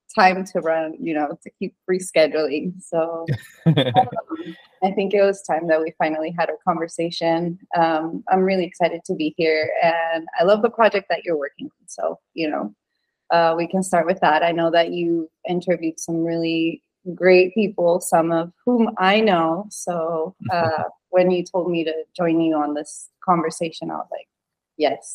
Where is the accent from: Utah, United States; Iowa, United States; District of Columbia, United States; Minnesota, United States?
Utah, United States; moved away as an adult; also born or lived in Venezuela; now in Texas, United States; I am from Venezuela, but I grew up in Utah. I lived in Utah for like 16, 17 years.